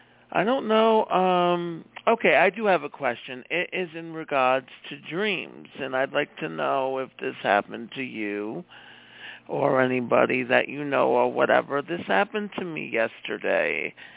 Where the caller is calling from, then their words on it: Iowa, United States; from Iowa.